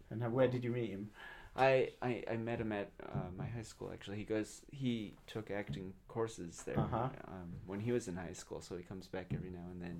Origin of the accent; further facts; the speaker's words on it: Dallas, Texas, United States; I'm from Dallas, Texas.